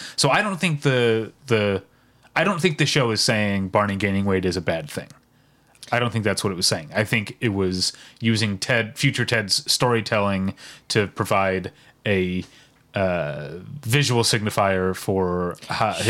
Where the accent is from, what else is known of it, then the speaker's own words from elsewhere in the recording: Midwest, United States; as a Midwesterner